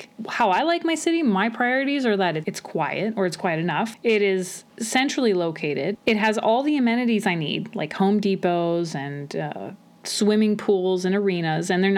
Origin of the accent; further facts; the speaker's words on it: Montreal, Quebec, Canada; now in Red Deer, Canada; I'm from Montreal